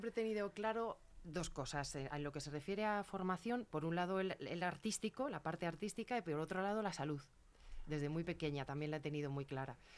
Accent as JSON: {"language": "Spanish", "town": "Leganés", "region": "Community of Madrid", "country": "Spain", "said": "conozco. Pues lo mismo, se llama Mar. yo soy de Zarza"}